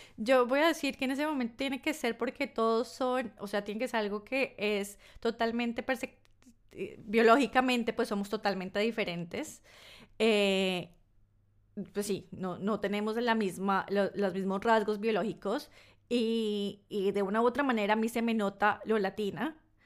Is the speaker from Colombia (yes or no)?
yes; Colombia; also born or lived in north of England; now in United Kingdom; siendo colombiana en Reino Unido, yo estoy en el norte de Reino Unido.